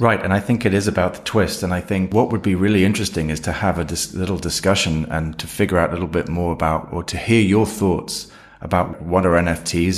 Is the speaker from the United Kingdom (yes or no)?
yes; United Kingdom; now in London, United Kingdom; as you can hear maybe from me, I'm, uh, I'm a Brit, so I'm in London